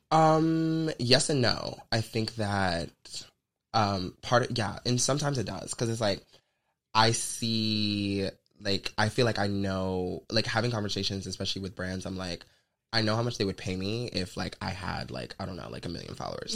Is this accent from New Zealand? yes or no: no; the South, United States; I'm from the South. Like I'm a Southern Belle